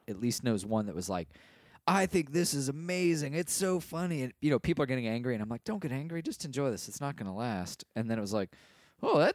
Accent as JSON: {"language": "English", "country": "United States", "said": "As an American"}